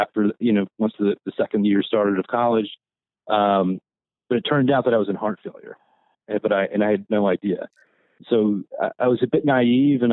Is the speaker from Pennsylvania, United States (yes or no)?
yes; eastern Pennsylvania, United States; I grew up in Pennsylvania, on the eastern side of Pennsylvania